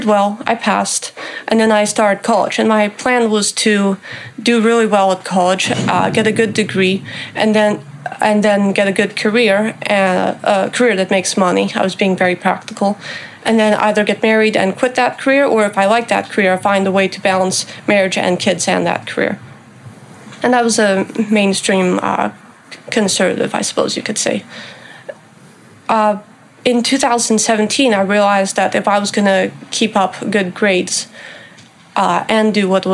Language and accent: English; Topanga, California, United States; growing up in Topanga Canyon